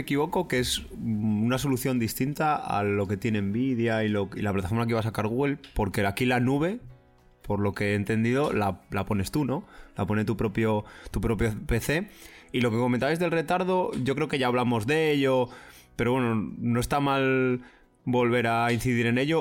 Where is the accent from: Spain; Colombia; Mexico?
Spain; soy español